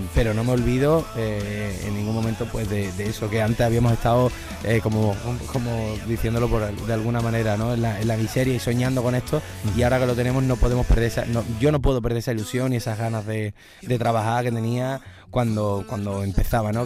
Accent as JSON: {"language": "Spanish", "town": "Seville", "region": "Andalusia", "country": "Spain", "said": "un color muy vinculado a, mis raíces, a cómo yo soy y al sitio de donde vengo"}